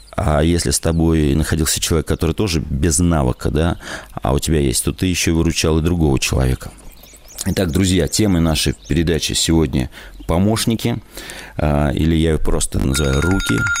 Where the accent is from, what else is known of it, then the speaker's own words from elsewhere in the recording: Novosibirsk Oblast, Russia; now in Novosibirsk, Russia; я из Новосибирска. Уже давно как бы живу в городе, с области переехал, с Новосибирской.